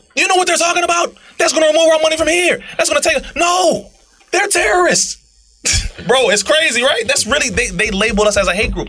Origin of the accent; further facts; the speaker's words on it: Compton, California, United States; I'm a black man from Compton